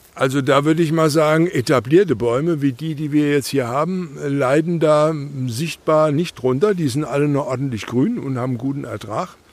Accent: Nassauer Land, Rhineland-Palatinate, Germany; born or raised there

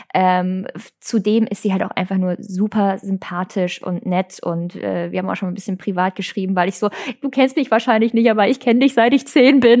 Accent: Hagen, North Rhine-Westphalia, Germany; oute ich mich als gebürtige Hagenerin

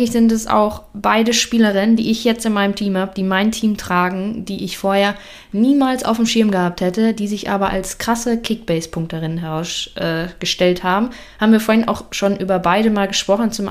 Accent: Dülmen, North Rhine-Westphalia, Germany; Ähm, Dülmen.

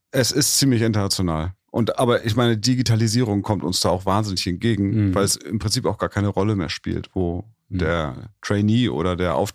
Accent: Hamburg, Germany; Um das ganz kurz zu sagen, ich habe in Hamburg, Hamburg ist eine Hockey-Hochburg

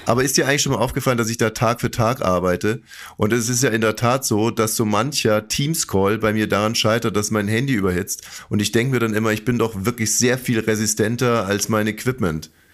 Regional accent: Saxony-Anhalt, Germany; ich komme aus Sachsen-Anhalt

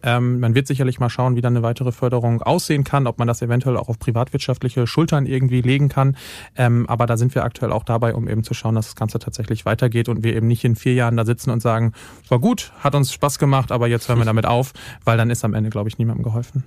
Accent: western Lower Saxony, Germany; moved away; als gebürtiger Westniedersachse

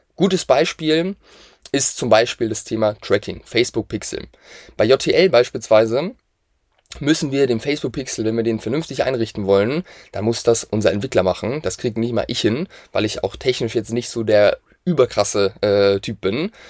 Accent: Hamburg, Germany; wir kommen aus der Nähe von Hamburg

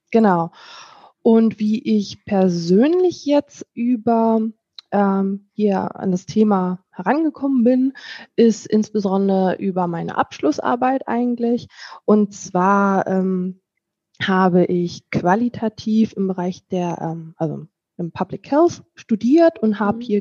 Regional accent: Lower Saxony, Germany; now in North Rhine-Westphalia, Germany; Und ich komme aus Niedersachsen, bin für die Arbeit nach äh, ins schöne NRW hierher gezogen

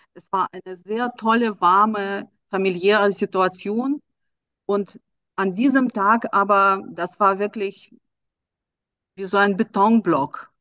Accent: Russia; now in Germany; ich komme selber aus Russland

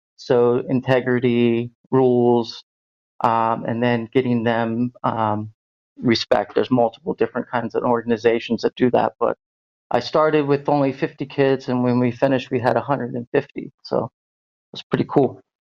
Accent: Cincinnati, Ohio, United States; moved away as an adult; now in Berlin, Germany; I'm originally from Ohio, uh, Cincinnati area

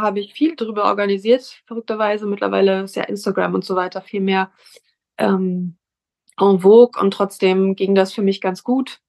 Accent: Hamburg, Germany; ich komme aus Hamburg

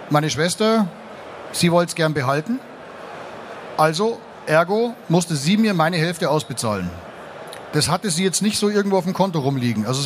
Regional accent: Munich, Bavaria, Germany; Ich komme aus München und es gibt in München in der Innenstadt am Dom gibt's ein Gebäude

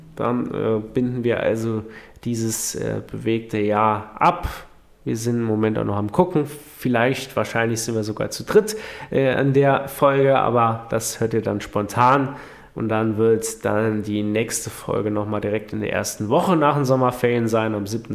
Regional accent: Saarland, Germany; bei uns im Saarland

